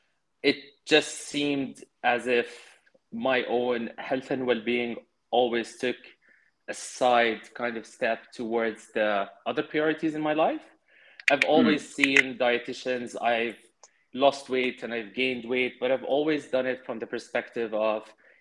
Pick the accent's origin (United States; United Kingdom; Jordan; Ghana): Jordan; growing up in Jordan